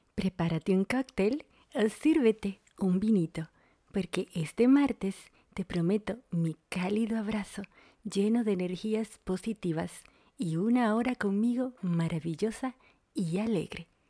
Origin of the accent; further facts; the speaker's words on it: Dominican Republic; also born or lived in Argentina; now in Buenos Aires, Argentina; una dominicana en Argentina